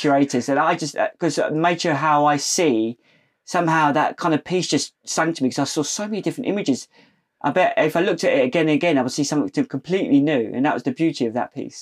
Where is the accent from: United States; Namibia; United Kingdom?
United Kingdom; Portsmouth, South East England; we're from Portsmouth, uh, and we grew up in that navy town